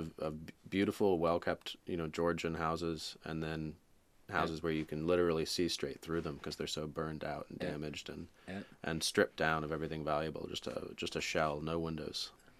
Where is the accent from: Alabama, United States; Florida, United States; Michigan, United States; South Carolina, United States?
Florida, United States; Daytona Beach; growing up in Daytona Beach.